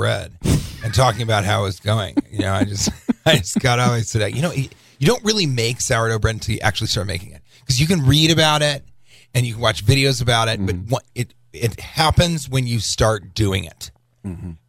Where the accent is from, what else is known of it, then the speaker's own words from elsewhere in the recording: Denver, Colorado, United States; I'm from Denver